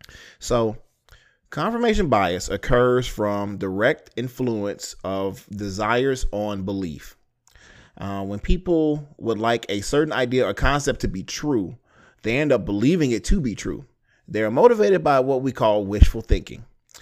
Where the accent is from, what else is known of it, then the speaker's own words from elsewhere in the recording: Houston, Texas, United States; I was born in Houston. Ricky and Shelby live there. That's where I'm from.